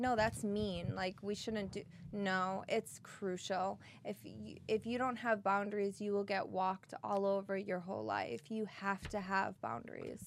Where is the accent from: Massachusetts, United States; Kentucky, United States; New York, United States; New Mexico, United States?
Massachusetts, United States; Boston; accent: Boston; my Boston accent